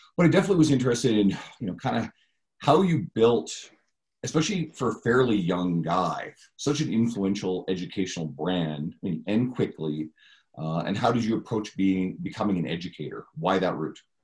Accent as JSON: {"language": "English", "region": "Newfoundland and Labrador", "country": "Canada", "moved": "yes", "said": "we're both originally from Newfoundland"}